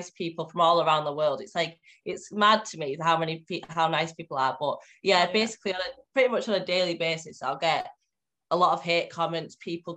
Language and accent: English; Cumbria, North West England, United Kingdom; accent: northern; I'm from Cumbria, so it's like very northwest